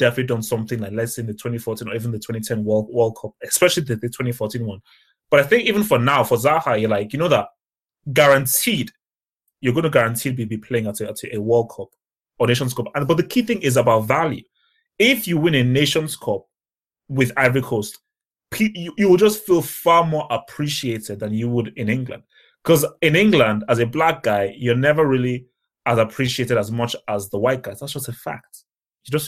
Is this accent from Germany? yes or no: no; Nigeria; also born or lived in London; Then when I was either 1 or 2, I then went to Nigeria. So I did my nursery school, primary school in Nigeria